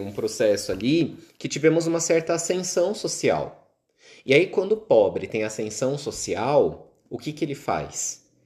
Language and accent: Portuguese; Guarulhos, São Paulo, Brazil; moved away; Eu venho de São Paulo, de Guarulhos